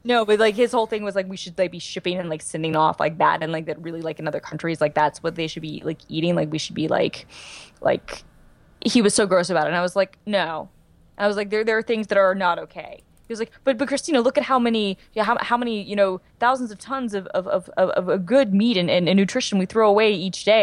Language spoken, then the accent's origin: English; Georgia, United States; born and raised